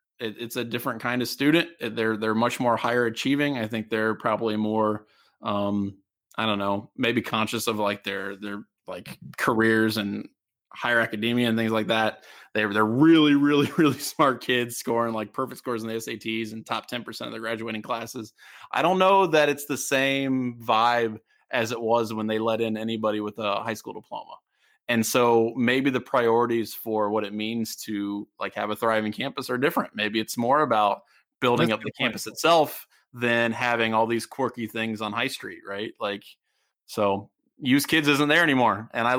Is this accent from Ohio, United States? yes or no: yes; Columbus, Ohio, United States; Like this, you know, and I'm from Columbus.